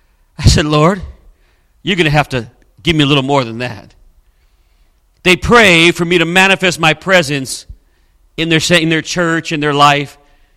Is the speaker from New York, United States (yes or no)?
no; Southern California, United States; moved away as an adult; now in Springfield, United States; I was brought up in Southern California, and basically Southern California is a desert.